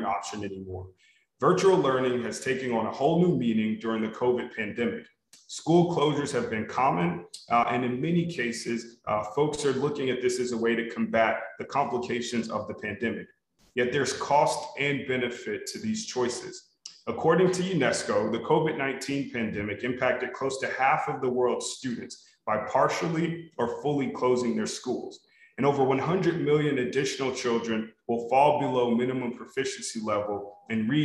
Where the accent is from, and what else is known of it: Los Angeles, California, United States; born or raised there